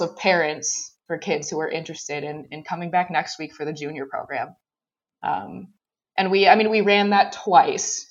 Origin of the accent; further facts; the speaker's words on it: Racine, Wisconsin, United States; also born or lived in Eau Claire, Wisconsin; I joined the club junior program. Um, and that was in, in Racine, Wisconsin.